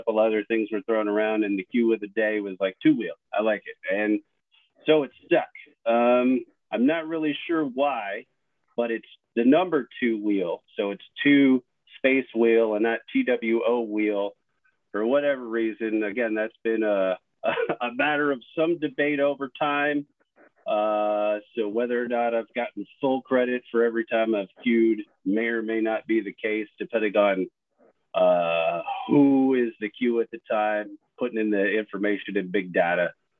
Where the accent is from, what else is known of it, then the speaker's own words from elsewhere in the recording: Virginia, United States; also born or lived in Williamsport, Pennsylvania / New Jersey; I was born in Williamsport, Pennsylvania, home of the Little League World Series. That's exciting, I guess, for some. Moved to Virginia, bounced around a couple of times, Virginia, New Jersey, settled in Virginia in the early 80s, and I guess basically called Virginia my home.